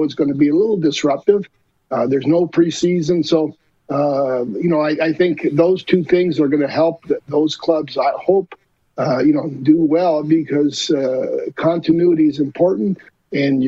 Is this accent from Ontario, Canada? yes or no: no; Montreal, Quebec, Canada; being from Montreal, playing there as a player